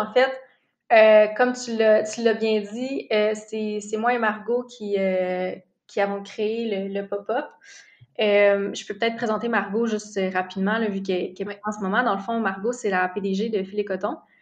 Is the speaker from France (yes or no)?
no; Gatineau, Quebec, Canada; now in Montreal, Canada; Je viens, en fait, je viens de Gatineau